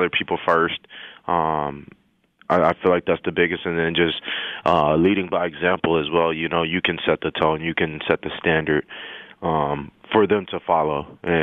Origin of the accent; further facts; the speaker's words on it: El Paso, Texas, United States; moved away; I'm from El Paso, Texas, so I had a lot of family and friends and college teammates there as well